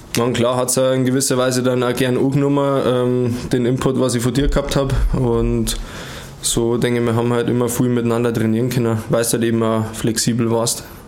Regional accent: Germany; komme aus Wertstetten, wir sind Brüder

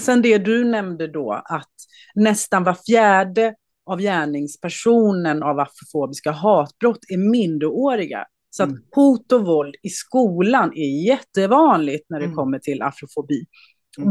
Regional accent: Småland, Sweden; also born or lived in Skåne; vi kom ju till Småland när vi kom mm. till Sverige. Så att jag mm. har ju först Småland i, i min barndom och sen har jag en mindre ort i Skåne som min ungdom.

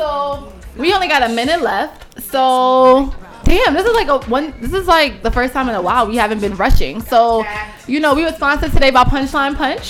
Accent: New York City, New York, United States; I'm from Queens

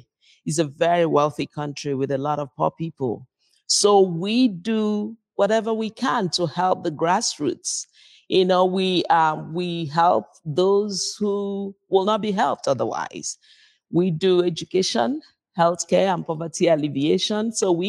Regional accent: Nigeria; now in United States; We're originally from Nigeria.

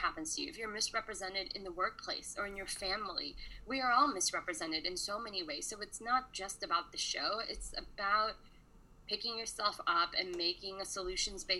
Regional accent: United States; we grew up in America

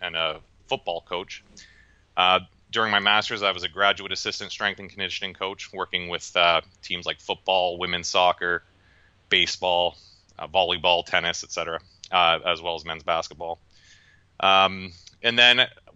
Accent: Canada; now in United States; I grew up north in Canada

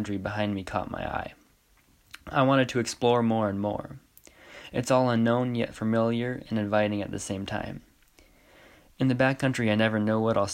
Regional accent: Hope, Idaho, United States; I'm from Hope, Idaho, and I just graduated from Clark Fork High School

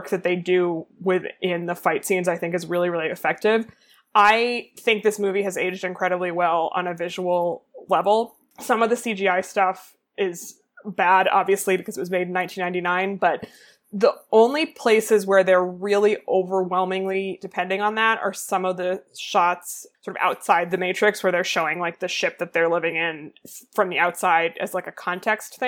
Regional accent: United States; as an American person

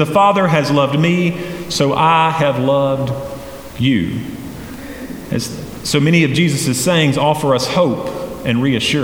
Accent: Hendersonville, North Carolina, United States; also born or lived in Boiling Springs; I grew up in Hendersonville

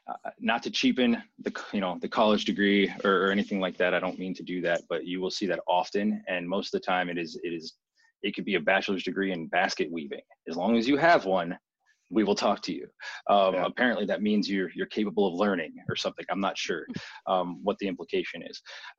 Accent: United States; from my perspective as American

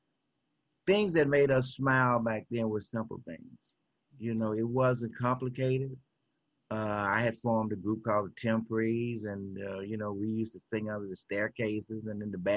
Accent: Memphis, Tennessee, United States; I am from South Memphis. Went to Carver High School, graduated in 1969.

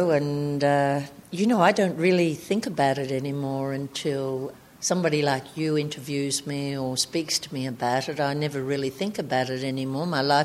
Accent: Albury, New South Wales, Australia; I was from Albury, New South Wales.

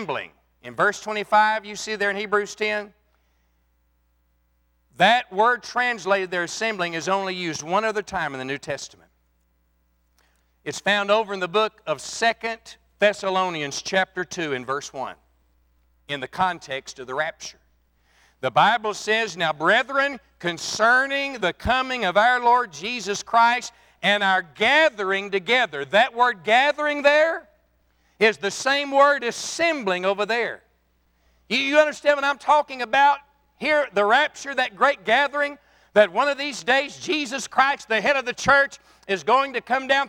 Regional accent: Texas, United States; I'm from Texas

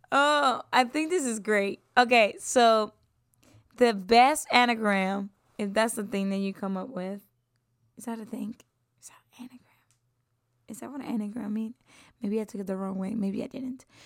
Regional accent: San Juan, Puerto Rico; moved away; I'm from San Juan, Puerto Rico. And I've been there since I took my first breath

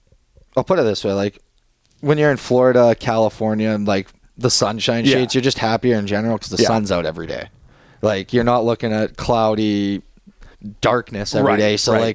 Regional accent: Edmonton area, Alberta, Canada; moved away; my hometown is Edmonton

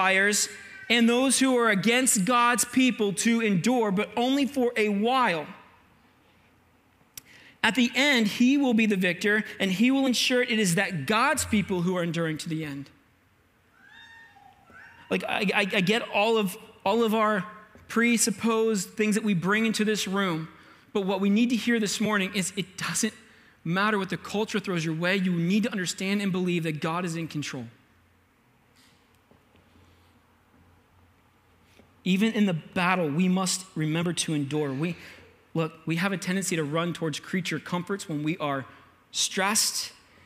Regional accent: United States; I'm an American

